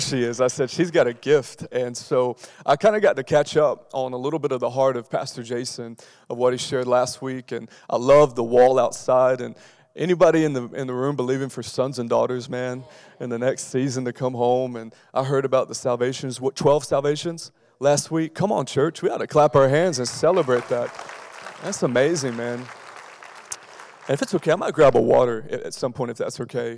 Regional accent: Lexington, Kentucky, United States; now in Raleigh, United States; I was born in Lexington, Kentucky

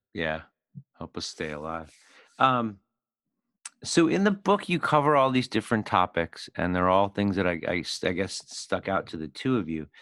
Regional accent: Philadelphia, Pennsylvania, United States; I grew up in Philly

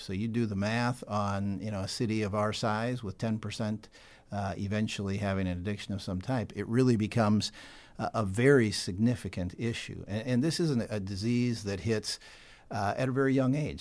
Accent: Sioux Falls, South Dakota, United States; also born or lived in Bartlesville, Oklahoma; born and raised in Sioux Falls, South Dakota

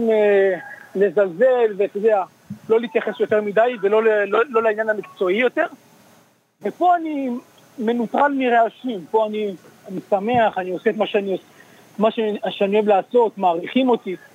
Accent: Israel; moved away as an adult; now in New York, United States; אני גדלתי בישראל

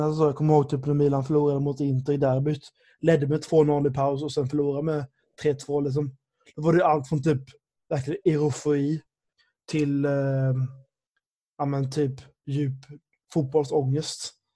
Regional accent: Sweden; jag är uppväxt i Sverige

